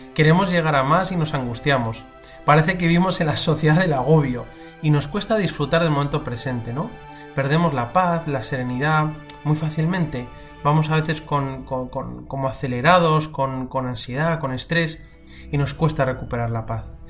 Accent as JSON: {"language": "Spanish", "town": "Madrid", "region": "Community of Madrid", "country": "Spain", "tie": "born or raised there", "said": "cuando era pequeño en Madrid iba a rezar a una capilla de las esclavas del Sagrado Corazón que había cerca de mi casa"}